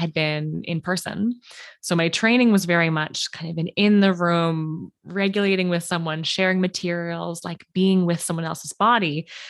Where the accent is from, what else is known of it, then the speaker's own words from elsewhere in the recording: Canada; I'm a Canadian art therapist